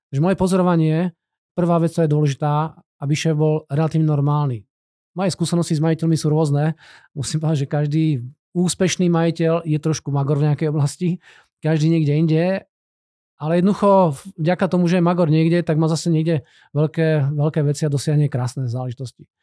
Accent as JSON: {"language": "Slovak", "town": "Banská Bystrica", "region": "Banská Bystrica Region", "country": "Slovakia", "tie": "born or raised there", "also_born_or_lived": "Brno", "lives_now": "Czechia", "said": "ja som rodinný Brňák, aj keď hovorím slovenské, ale fakt som rodinný Brňák. Vyrastol som v Banskej Bystrici."}